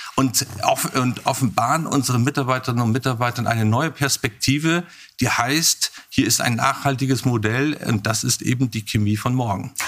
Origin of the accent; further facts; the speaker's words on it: Germany; Ich bin ja in Hamburg geboren, in der Nähe